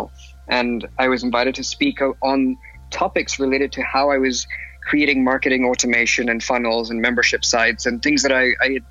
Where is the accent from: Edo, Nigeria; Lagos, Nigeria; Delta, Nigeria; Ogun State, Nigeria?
Lagos, Nigeria; now in London, United Kingdom; I was born in London, and I spent about 11 years of my life living in Lagos, Nigeria. And then I came back to London, continued my education here